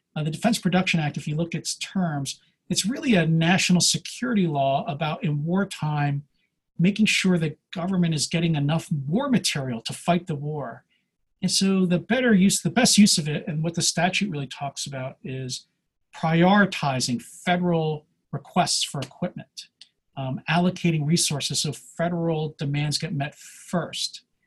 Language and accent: English; Pennsylvania, United States; now in California, United States; I'm originally from Pennsylvania, hence this Wawa mug